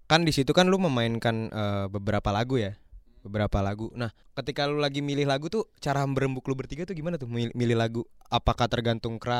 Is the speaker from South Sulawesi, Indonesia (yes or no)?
yes; Makassar, South Sulawesi, Indonesia; dari Makassar muter-muter kita di sini.